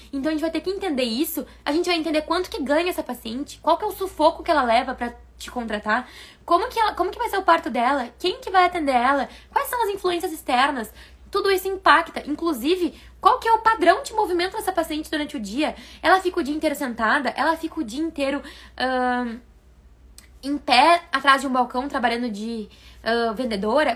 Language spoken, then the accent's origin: Portuguese; Taquara, Rio Grande do Sul, Brazil; moved away; also born or lived in Porto Alegre / São Paulo; eu sou de Taquara, capital do Sorriso, no interior do Rio Grande do Sul, que veio para Porto Alegre